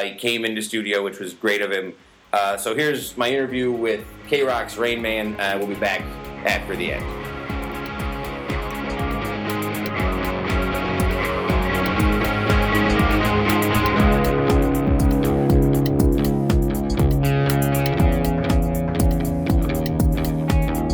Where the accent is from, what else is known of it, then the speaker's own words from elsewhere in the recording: Utica, New York, United States; growing up in Utica when I did